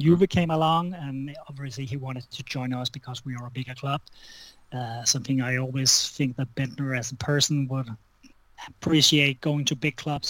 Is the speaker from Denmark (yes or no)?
yes; Denmark; I'm from Denmark